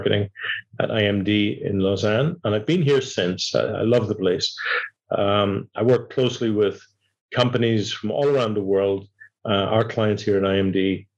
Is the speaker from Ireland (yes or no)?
yes; Ireland; moved away as an adult; also born or lived in Dublin, Ireland / Manchester, United Kingdom / London, United Kingdom / United States; I was born in Ireland 60 years ago. I was educated in Dublin, Manchester, London.